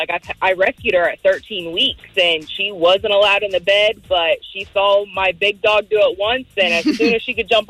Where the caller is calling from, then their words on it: Merritt Island, Florida, United States; from Merritt Island.